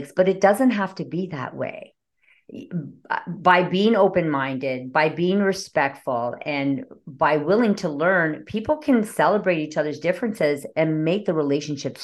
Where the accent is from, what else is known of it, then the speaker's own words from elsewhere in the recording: Canada; I'm from Canada